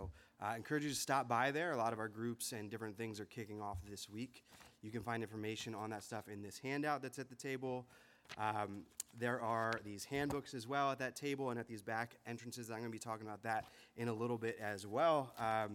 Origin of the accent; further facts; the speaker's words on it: Harrisburg, Pennsylvania, United States; When I was growing up in the Harrisburg area here